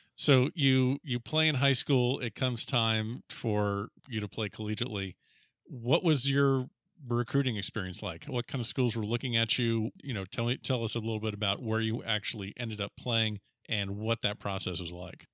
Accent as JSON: {"language": "English", "region": "Florida", "country": "United States", "tie": "born or raised there", "said": "I'm a native Floridian too"}